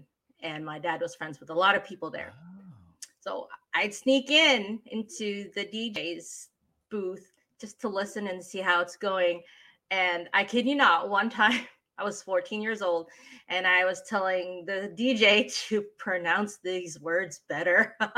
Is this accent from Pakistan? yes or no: no; Philippines; accent: Tagalog; first language Tagalog; English is a second language; I've noticed that when I'm tired and I'm not really focused on how to speak English, my Tagalog accent comes out.